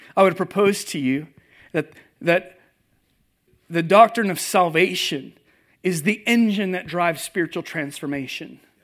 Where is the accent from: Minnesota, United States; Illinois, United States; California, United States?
California, United States; moved away as an adult; also born or lived in Seattle area, Washington; now in Nashville, United States; I grew up in California